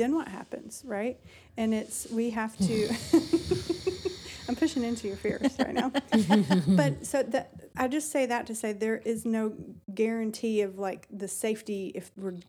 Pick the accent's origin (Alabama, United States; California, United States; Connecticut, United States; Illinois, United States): Alabama, United States; I was raised in Alabama.